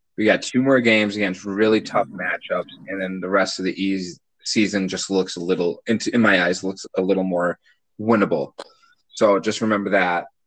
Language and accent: English; Minnesota, United States; growing up in Minnesota